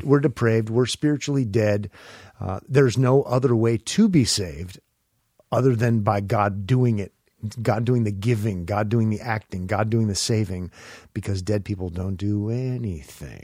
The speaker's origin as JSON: {"language": "English", "town": "Omaha", "region": "Nebraska", "country": "United States", "tie": "born or raised there", "said": "When I was a kid growing up in Omaha"}